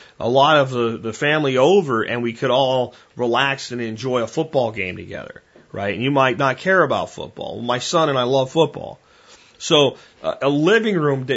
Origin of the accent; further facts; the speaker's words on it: Pottsville, Pennsylvania, United States; also born or lived in Minersville, Pennsylvania; I did my teenage years of growing up in Pottsville and Minersville, Pennsylvania